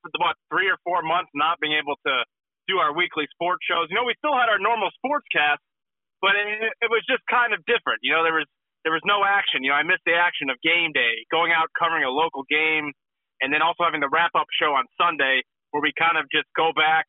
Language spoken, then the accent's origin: English; Ohio, United States; I'm from Ohio, grew up an Ohio State fan.